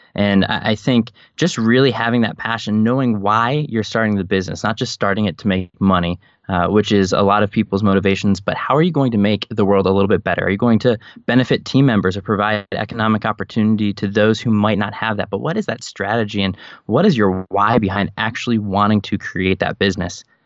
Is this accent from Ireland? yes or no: no; Chicago, Illinois, United States; also born or lived in Scranton, Pennsylvania; I was raised in the suburbs of Chicago and considered that home, I was not born there